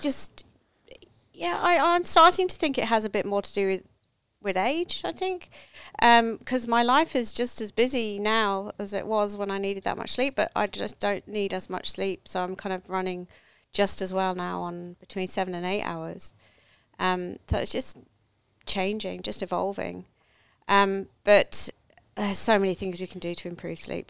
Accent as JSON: {"language": "English", "region": "England", "country": "United Kingdom", "tie": "born or raised there", "moved": "yes", "lives_now": "Australia", "said": "I grew up in England, no, nowhere near the water"}